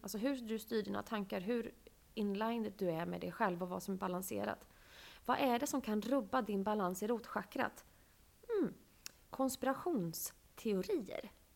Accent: Sweden; jag är född i Sverige

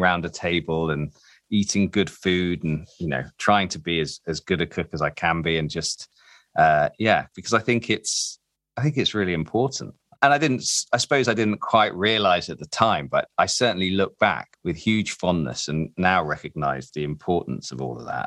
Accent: Derby, East Midlands, United Kingdom; moved away; I'm originally from Derby

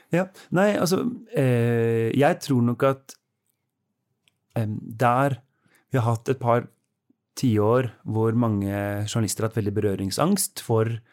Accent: Oslo, Norway; moved away as an adult; now in Bergen, Norway; I Oslo, der jeg kommer fra

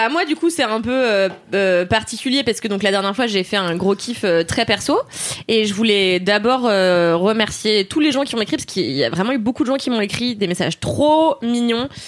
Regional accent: France; also born or lived in Mauritius; moi aussi je suis française et mauricienne

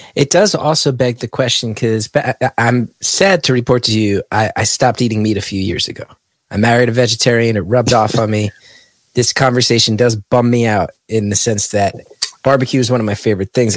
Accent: West Orange, New Jersey, United States; my hometown of West Orange

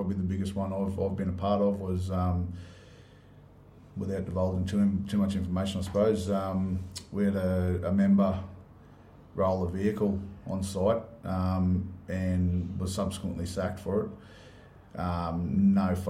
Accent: Moranbah, Queensland, Australia; Yep, so I grew up in Moranbah.

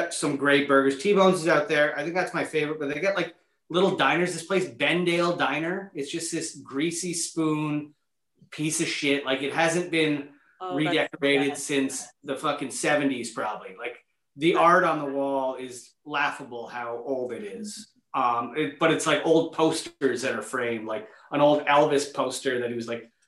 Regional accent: Niagara-on-the-Lake, Ontario, Canada; I grew up in Niagara on the Lake. This little part of Niagara Lake called St. David's.

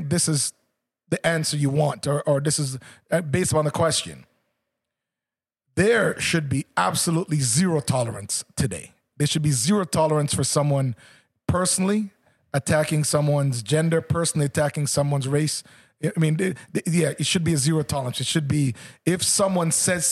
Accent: Oakville, Ontario, Canada; someone from Jamaica growing up in Oakville

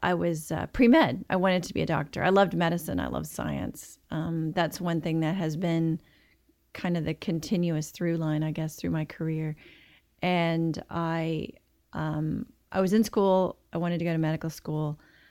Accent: the South, United States; now in Dallas, United States; You know, I am such a warm weather creature, you know, growing up in the South.

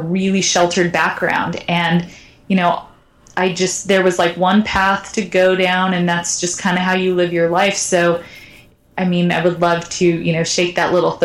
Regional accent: United States

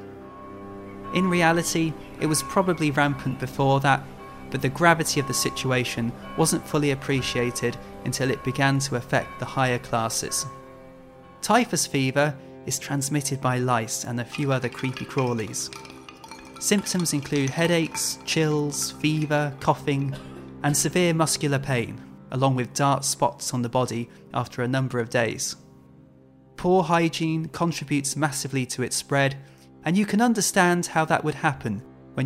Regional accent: Birmingham, West Midlands, United Kingdom; I grew up in Birmingham, which is chock-a-block full of canals.

